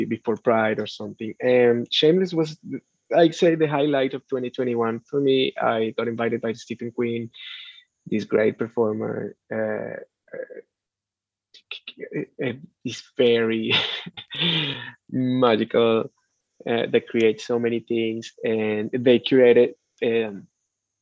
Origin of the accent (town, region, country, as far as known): Venezuela; moved away